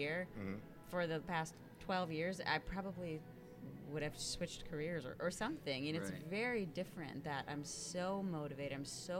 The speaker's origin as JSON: {"language": "English", "region": "Connecticut", "country": "United States", "tie": "born there", "also_born_or_lived": "Michigan / Ohio / Florida / California", "said": "Well, I was born in Connecticut, and then I lived in Michigan, and then I lived in Ohio, and then I lived in Florida and California and New York and New Jersey."}